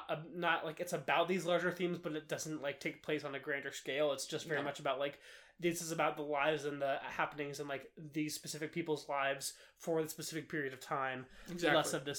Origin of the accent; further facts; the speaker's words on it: Baton Rouge, Louisiana, United States; I literally told you I grew up in Louisiana. Like, mm-hmm. I'm from the U.S. I'm an American.